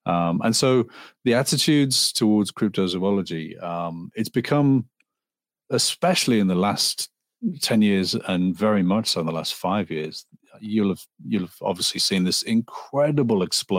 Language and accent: English; Liverpool, North West England, United Kingdom; now in Los Angeles, United States; I was born in Liverpool, England, in the Northwest. {S4} Cool. Yeah. {S5} So yeah, I'm a Liverpoolian.